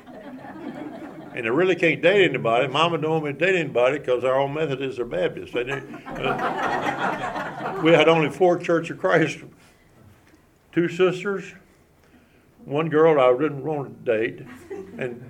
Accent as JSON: {"language": "English", "town": "Big Rock", "region": "Tennessee", "country": "United States", "tie": "born or raised there", "said": "Grew up in the Stewart-Montgomery County line. That's between Clarksville and Dover"}